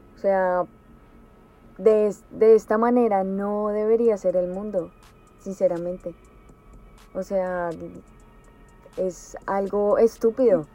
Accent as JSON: {"language": "Spanish", "country": "Colombia", "moved": "yes", "said": "yo no vivo allá"}